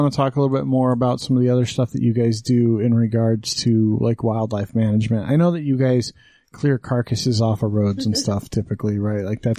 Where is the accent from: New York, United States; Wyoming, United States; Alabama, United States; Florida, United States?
Wyoming, United States; moved away; I grew up in Wyoming.